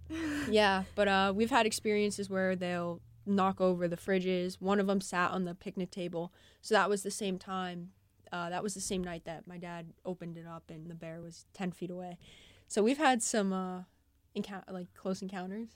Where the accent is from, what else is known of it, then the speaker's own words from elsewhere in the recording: New Hampshire, United States; moved away; I'm from New Hampshire and say bagel